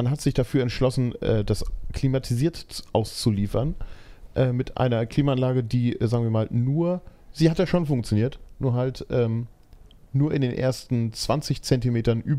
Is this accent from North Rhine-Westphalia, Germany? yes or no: yes; Essen, North Rhine-Westphalia, Germany; Ich komm, wir kommen aus Essen, aber kein Platz für gute Aussprache oder Grammatik.